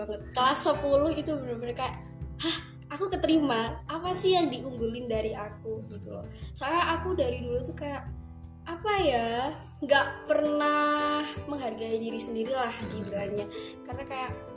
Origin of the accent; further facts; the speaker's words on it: Tumpang, East Java, Indonesia; aku asli Tumpang karena uh, orang tua aku sendiri juga udah menetap di Tumpang